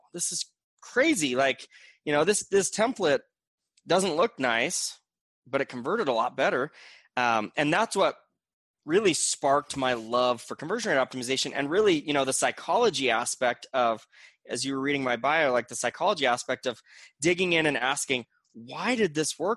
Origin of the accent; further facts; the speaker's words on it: Gilbert, Arizona, United States; moved away as an adult; now in Utah, United States; I grew up in Gilbert, Arizona, from the Phoenix Valley, and moved to Utah, where I currently live, when I was about 21